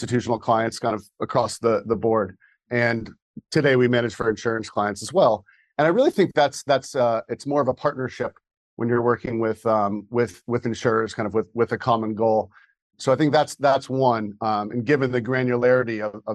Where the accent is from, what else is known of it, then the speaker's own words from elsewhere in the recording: Wayland, Massachusetts, United States; I grew up in Wayland, Massachusetts, a commuter town around Boston, about 15 miles west